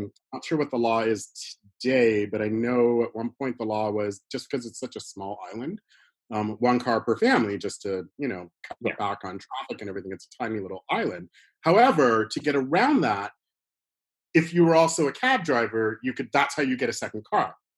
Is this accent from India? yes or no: no; Toronto, Ontario, Canada; I was born here in Toronto, but my family emigrated from Bermuda to Toronto